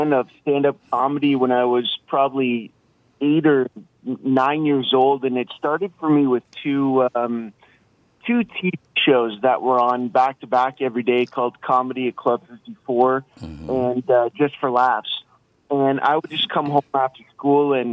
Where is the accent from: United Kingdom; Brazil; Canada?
Canada; London, Ontario; London, Ontario, Canada